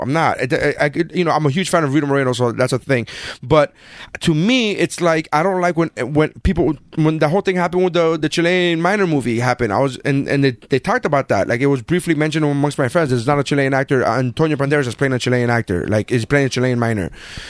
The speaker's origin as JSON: {"language": "English", "country": "Nicaragua", "moved": "yes", "lives_now": "Sweetwater, United States", "said": "I'm from Nicaragua"}